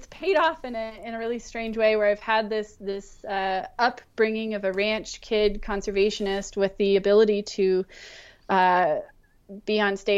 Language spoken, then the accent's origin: English; Montana, United States; also born or lived in Wyoming / California; So I, I grew up in Montana, Wyoming, and California.